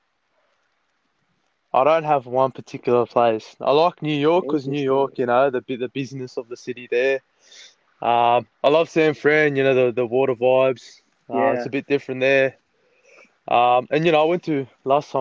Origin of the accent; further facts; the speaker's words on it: Penrith, New South Wales, Australia; I'm from Penrith, so we're out west. Okay, we're about 40 minutes from Sydney City.